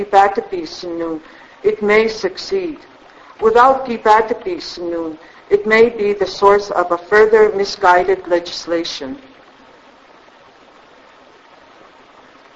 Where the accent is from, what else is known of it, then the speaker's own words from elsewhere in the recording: Blood Reserve, Alberta, Canada; I was born and raised on the Blood Reserve.